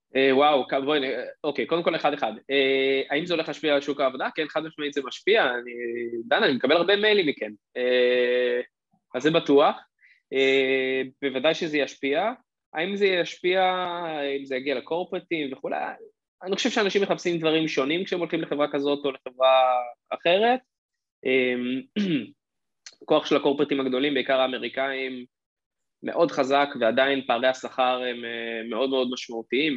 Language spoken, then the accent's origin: Hebrew; Israel; בתור ישראלי